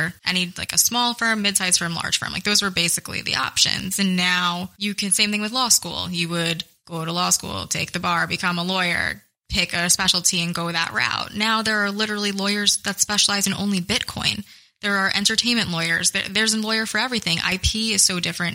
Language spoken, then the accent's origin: English; Middletown, New Jersey, United States; I am from a town called Middletown, which is in central Jersey along the shore. So I grew up going to the beach a lot and I went to high school in Red Bank